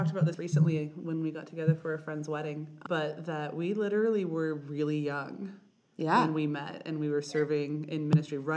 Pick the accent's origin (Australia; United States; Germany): United States; Idaho; I'm from Idaho